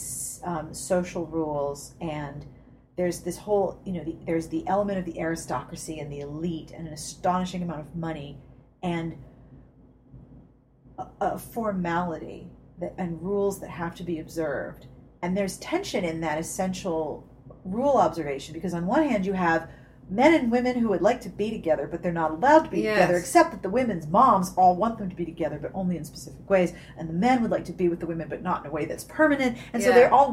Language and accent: English; United States; also born or lived in New Jersey; now in Maryland, United States